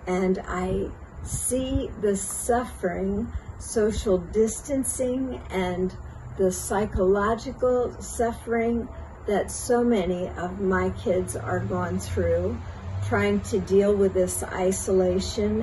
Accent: Pennsylvania, United States; I'm from Pennsylvania in the United States

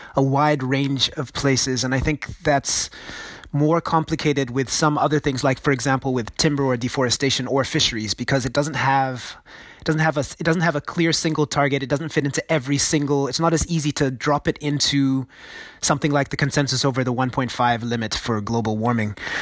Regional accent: Nigeria; I grew up in Nigeria myself

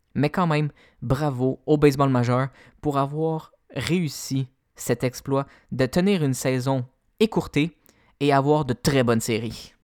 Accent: Canada; en tant que Canadien

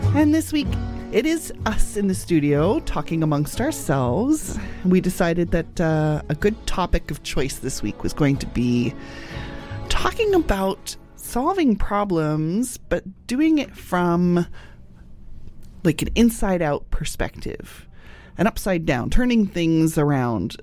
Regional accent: United Kingdom; moved away; I immigrated in, within my lifetime. Doesn't really matter. I'm British.

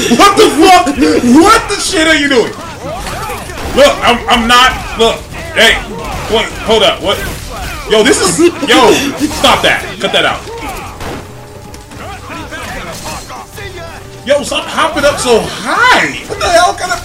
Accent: West Coast, United States; also born or lived in Alabama; But I was raised out here

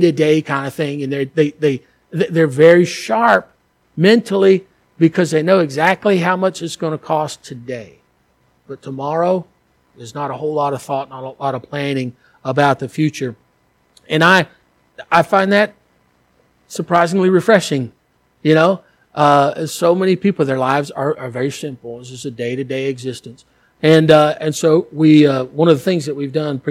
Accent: United States; moved away; as an American

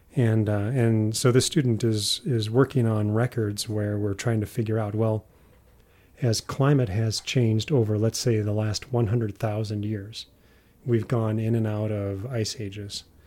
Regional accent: Midwest, United States; moved away as an adult; also born or lived in Utah; growing up in the Midwest

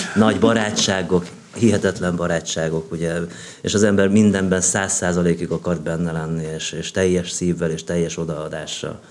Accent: Hungary; now in Budapest, Hungary; én egy olyan családba születtem, amelyik még Freud előtt élt. Tehát ugye, nagyjából ugye ez a vidéki Magyarország a 60-as években

